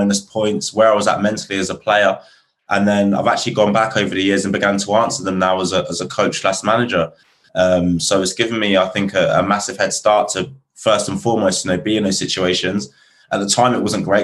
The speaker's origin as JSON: {"language": "English", "town": "Reading", "region": "South East England", "country": "United Kingdom", "tie": "born or raised there", "moved": "yes", "said": "Reading, which is my hometown."}